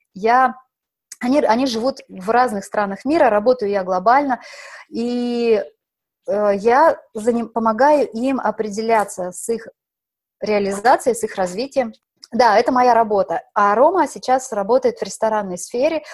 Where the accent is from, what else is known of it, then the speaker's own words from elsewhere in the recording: Omsk Oblast, Russia; moved away as an adult; also born or lived in Moscow / Paris / Provence; now in Monaco; Родилась я в Омской области, в таком маленьком